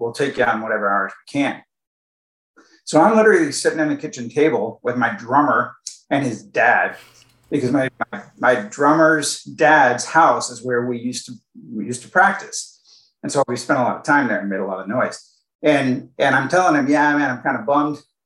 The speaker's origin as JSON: {"language": "English", "area": "Silicon Valley", "region": "California", "country": "United States", "tie": "born or raised there", "said": "I grew up in Silicon Valley, by the way, so it was kind of like easy to get an electronics job. That's kind of like all there was here"}